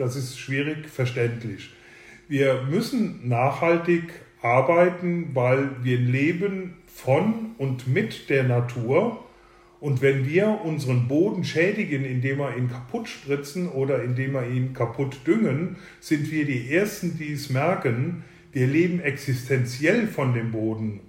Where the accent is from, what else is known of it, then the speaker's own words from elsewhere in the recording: Leutesdorf, Rhineland-Palatinate, Germany; unsere Heimat hier Leutesdorf ist die älteste weinbautreibende Gemeinde am Mittelrhein